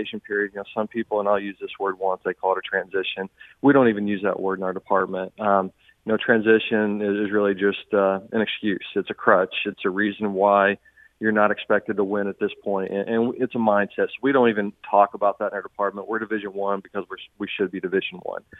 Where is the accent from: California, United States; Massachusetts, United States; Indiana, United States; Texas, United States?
Indiana, United States; Southern; now in St. Charles, United States; I grew up in Southern Indiana, so I'm going to say Louisville.